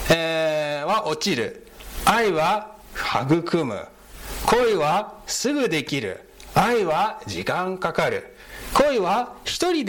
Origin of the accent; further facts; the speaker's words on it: United States; で、あの、日系アメリカ人の3世です。あどういうことかというと、アメリカ生まれ、アメリカ育ちで、ひいおじいちゃんが日本からアメリカに行きまして、なので外見的には日本人に見えますが、中身はアメリカ人です。